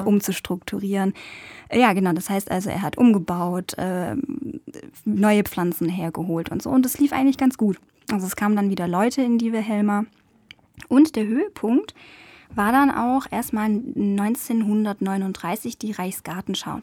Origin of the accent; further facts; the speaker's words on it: Stuttgart area, Baden-Württemberg, Germany; wir sind ja aus dem Raum Stuttgart